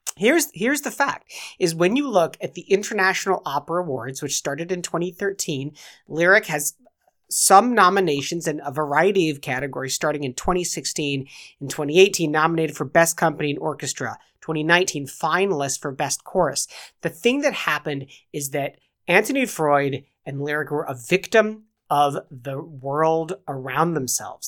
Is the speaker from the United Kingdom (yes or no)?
yes; England, United Kingdom; I'm English.